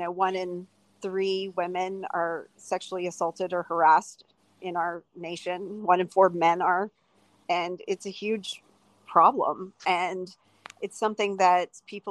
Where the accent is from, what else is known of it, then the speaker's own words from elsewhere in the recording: Houston, Texas, United States; it was just a conservative Texas family. I'm from Houston